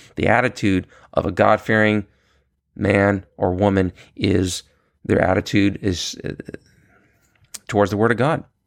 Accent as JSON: {"language": "English", "town": "New York City", "region": "New York", "country": "United States", "tie": "born or raised there", "said": "I was born in Queens, New York"}